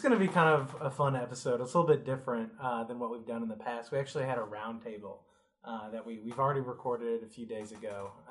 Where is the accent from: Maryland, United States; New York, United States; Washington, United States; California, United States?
New York, United States; upstate; now in Kentucky, United States; I'm from upstate New York originally. Then we went to UK because my mom is from here